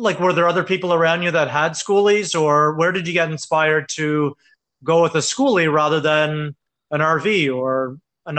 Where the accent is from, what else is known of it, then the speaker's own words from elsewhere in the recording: Cape Breton, Nova Scotia, Canada; moved away; I'm from Cape Breton